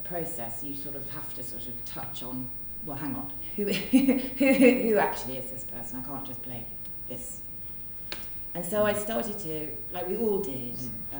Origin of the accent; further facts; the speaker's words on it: Midlands, United Kingdom; I grew up in the Midlands